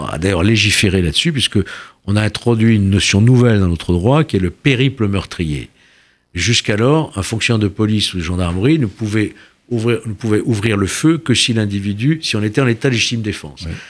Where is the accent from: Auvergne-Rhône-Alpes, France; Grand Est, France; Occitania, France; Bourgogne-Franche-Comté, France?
Auvergne-Rhône-Alpes, France; Lyon; je viens de Lyon